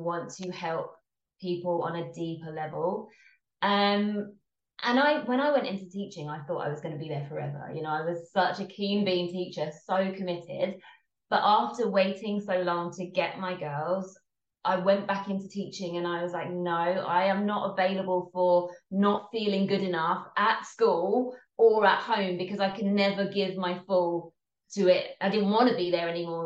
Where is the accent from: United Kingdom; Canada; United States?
United Kingdom; England; from the accent, I am based in England, so I'm English